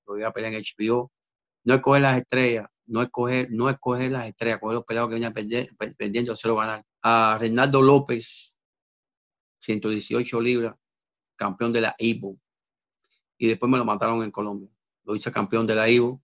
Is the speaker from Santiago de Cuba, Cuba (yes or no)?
no; Havana, Cuba; also born or lived in Mexico; now in Miami, United States; Yo me fui de, mi isla de Cuba, en La Habana. Yo era de, San Miguel del Padrón